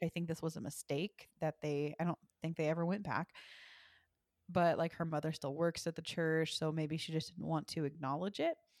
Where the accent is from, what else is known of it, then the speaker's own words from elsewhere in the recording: Texas, United States; I was raised in Texas, and I was raised in a First United Methodist church